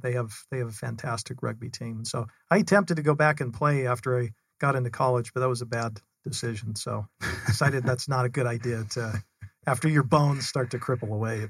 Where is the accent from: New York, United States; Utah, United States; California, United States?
Utah, United States; Salt Lake City; So I am originally from Salt Lake City, Utah, born and raised up there, had four older sisters.